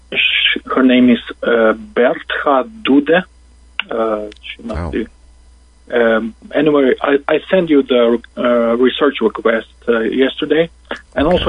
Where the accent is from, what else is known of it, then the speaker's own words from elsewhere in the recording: Slovenia; Slovenia in Europe